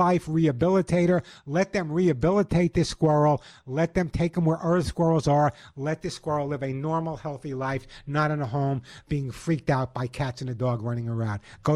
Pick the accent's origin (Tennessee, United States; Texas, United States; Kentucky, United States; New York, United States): New York, United States; Oceanside; I grew up in Oceanside